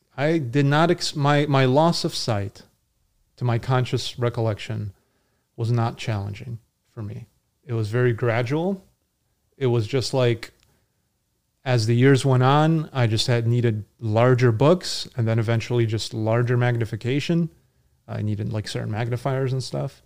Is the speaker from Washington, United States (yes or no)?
no; Connecticut, United States; I grew up in Connecticut